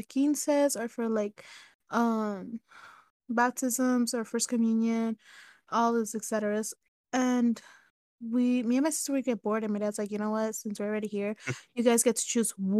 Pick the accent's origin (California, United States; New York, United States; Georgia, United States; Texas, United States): California, United States; Ontario; also born or lived in San Bernardino; we moved into the house that I grew up in Ontario